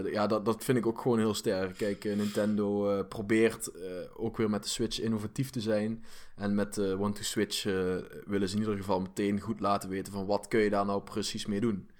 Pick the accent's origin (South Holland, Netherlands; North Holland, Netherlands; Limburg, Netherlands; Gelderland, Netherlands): Limburg, Netherlands; accent: Limburg; ik heb een limburg accent